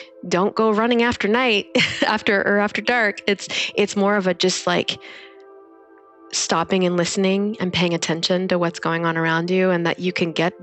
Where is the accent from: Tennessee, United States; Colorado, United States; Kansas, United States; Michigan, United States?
Kansas, United States; moved away as an adult; also born or lived in Orange County / Bay Area / Washington, District of Columbia, United States; now in San Jose, United States; I'm from Kansas.